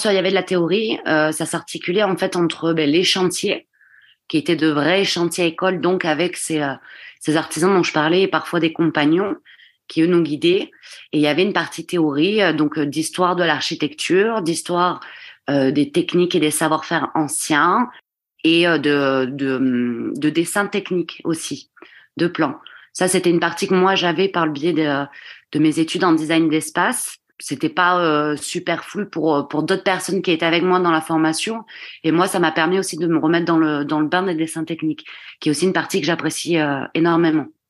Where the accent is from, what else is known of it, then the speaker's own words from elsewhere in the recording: Gironde, Nouvelle-Aquitaine, France; je suis originaire de Gironde euh, où, je vis et, euh, et, je travaille encore et toujours plutôt en, en tant que donc que maçonne pierre. Et j'ai grandi du coup en Gironde